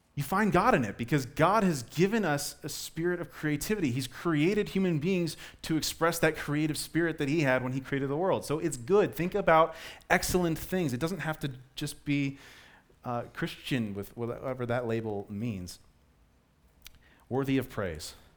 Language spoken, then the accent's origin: English; Colorado, United States; I was born and raised in Colorado